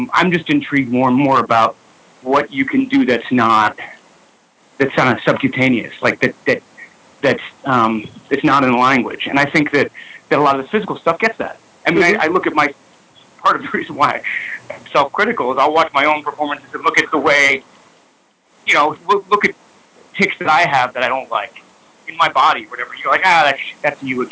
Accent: New York City, New York, United States; I grew up in New York City.

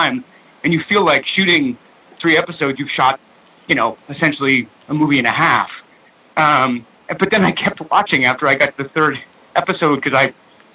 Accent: New York City, New York, United States; I grew up in New York City.

